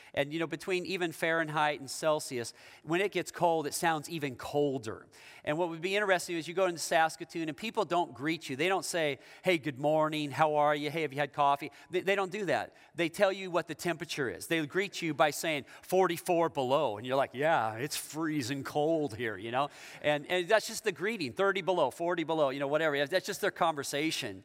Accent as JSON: {"language": "English", "town": "Issaquah", "region": "Washington", "country": "United States", "said": "I'm from the Seattle area. I'm from Issaquah, but that's the east side of Seattle."}